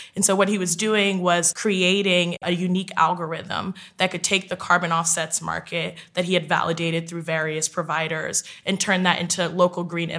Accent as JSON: {"language": "English", "town": "West Orange", "region": "New Jersey", "country": "United States", "lives_now": "New York City, United States", "said": "I'm 28 years old, and I'm originally from West Orange, New Jersey. I currently live in New York City"}